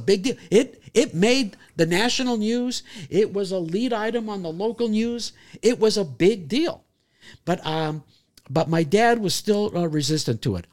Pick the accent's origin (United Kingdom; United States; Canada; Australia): Canada; moved away; as a kid growing up in Canada, I played goalie in hockey